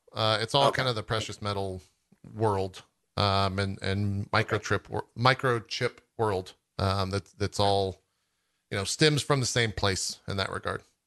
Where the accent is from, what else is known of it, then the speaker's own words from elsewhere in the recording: Texas, United States; growing up in Texas